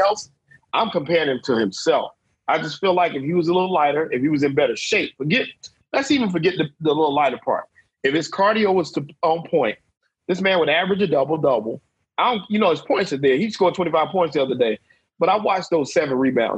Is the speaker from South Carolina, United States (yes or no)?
yes; South Carolina, United States; I'm from the Carolinas. I'm from South Carolina